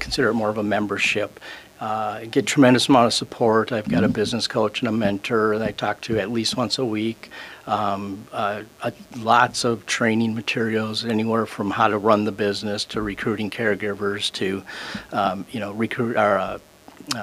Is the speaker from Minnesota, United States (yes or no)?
yes; Bloomington, Minnesota, United States; I grew up in Bloomington